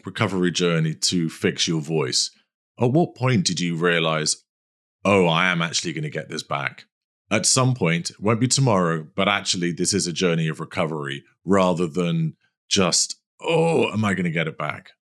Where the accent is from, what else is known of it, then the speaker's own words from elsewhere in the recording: London, United Kingdom; I'm a Londoner